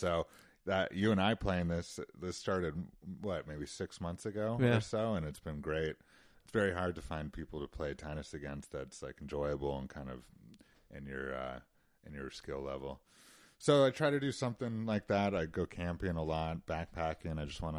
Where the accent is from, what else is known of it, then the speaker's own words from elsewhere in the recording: Utah, United States; Sure, and you know, of course, I grew up doing all that stuff, and you know, my parents themselves were big outdoors people, and so that certainly is something that I grew up with.